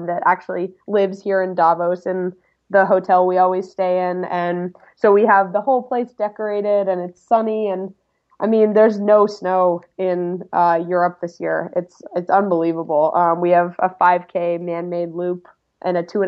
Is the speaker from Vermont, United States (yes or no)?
yes; Vermont, United States; Well, I grew up in Vermont as an alpine ski racer and runner.